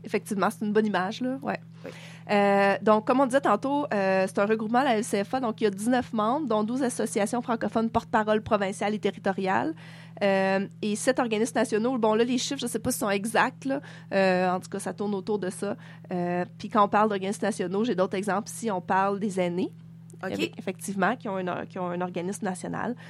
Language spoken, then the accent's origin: French; Quebec, Canada; now in Nunavut, Canada; moi, je suis québécoise